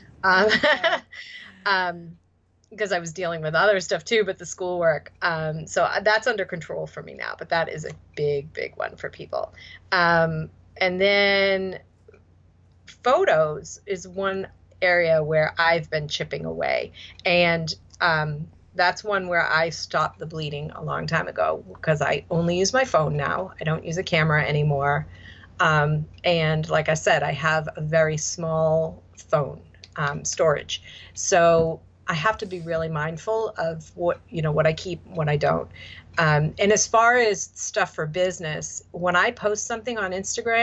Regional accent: Boston, Massachusetts, United States; accent: Boston; my Boston accent

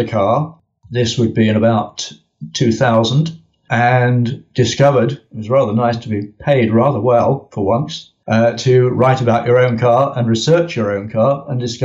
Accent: United Kingdom; I am very British

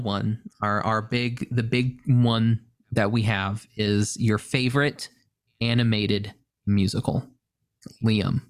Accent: Oklahoma, United States; I'm from Oklahoma

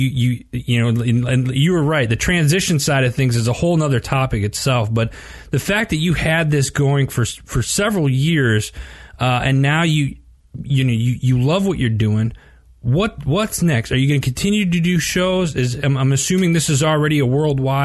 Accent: Wisconsin, United States; I grew up in Wisconsin

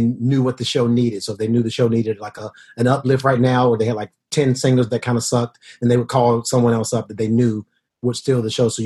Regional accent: Decatur, Georgia, United States; moved away as an adult; now in New York, United States; I grew up in Decatur

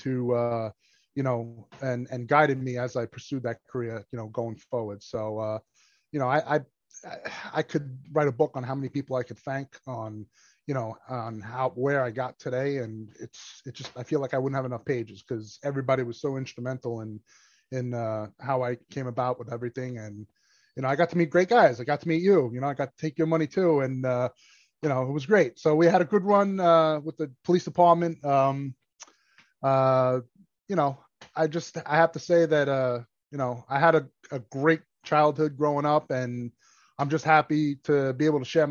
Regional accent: New York City, New York, United States; also born or lived in Brooklyn; born and raised in Staten Island. My parents are from Italy, so I'm first-generation American Italian

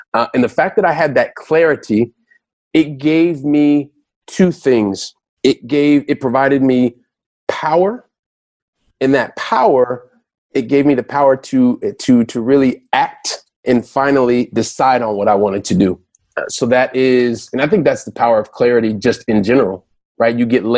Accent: Ohio, United States; born there; also born or lived in Colorado / Texas; We moved around a lot when I was young. So we lived in I was born in Ohio. We lived in Colorado. We lived in Texas

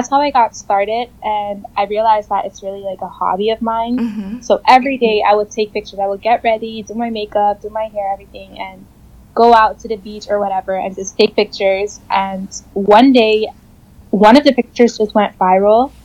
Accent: Curaçao; living in Curacao and like growing up here is like, you're always on vacation

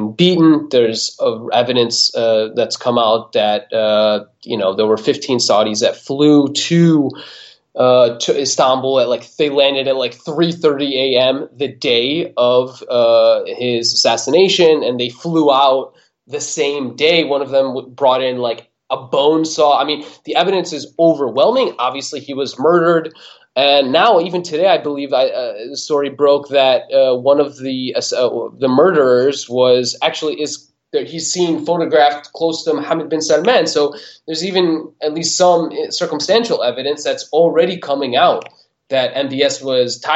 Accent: United States

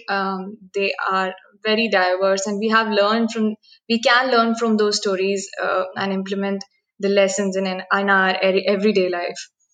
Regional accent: Bhopal, Madhya Pradesh, India; I am from Bhopal, which is the capital of Madhya Pradesh.

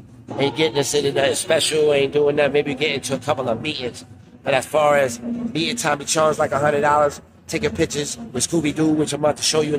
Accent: New York City, New York, United States; also born or lived in Staten Island; now in Connecticut, United States; I'm from Brooklyn. I lived in Staten Island, and right now I'm living in Connecticut

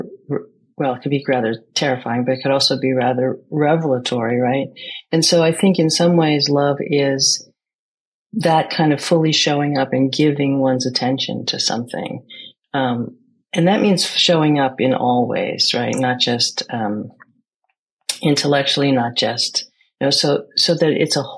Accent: United States; I grew up in America, inside a Greek community in an American culture.

